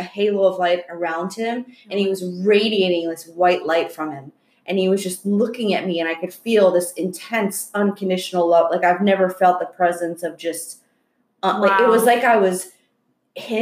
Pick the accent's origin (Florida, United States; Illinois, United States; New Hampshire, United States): Florida, United States; moved away as an adult; also born or lived in Long Island, New York; now in California, United States; growing up in Florida